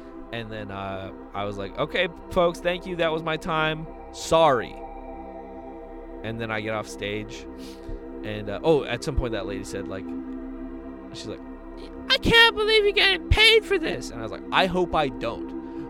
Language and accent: English; Kailua, Hawaii, United States; And I was like, well, I'm from Kailua.